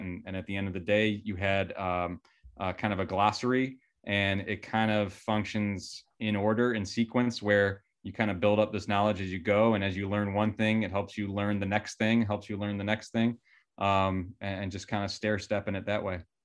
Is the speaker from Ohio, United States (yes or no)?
yes; Cleveland, Ohio, United States; I love my hometown and there's a lot of great things about it